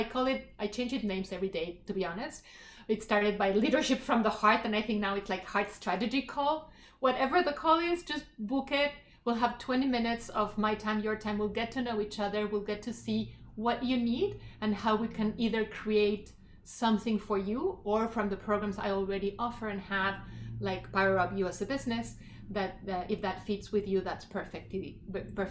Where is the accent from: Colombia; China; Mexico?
Mexico; now in Canada; growing up in Mexico